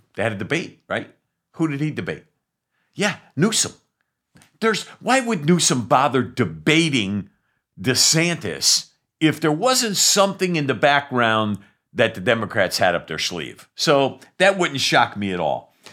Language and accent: English; New England, United States; I love New Englanders. I'm from New England